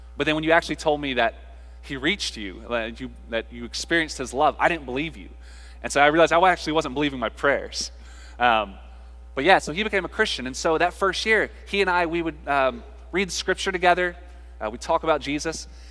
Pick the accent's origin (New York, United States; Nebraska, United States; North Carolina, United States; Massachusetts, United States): North Carolina, United States; we're from North Carolina, and we grew up in a Baptist household